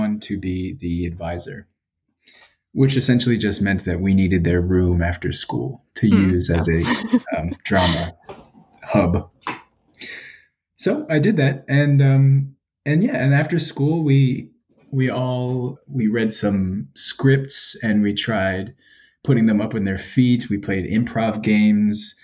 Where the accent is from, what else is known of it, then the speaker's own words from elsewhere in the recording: New York City, New York, United States; now in Philadelphia, United States; I'm from the Bronx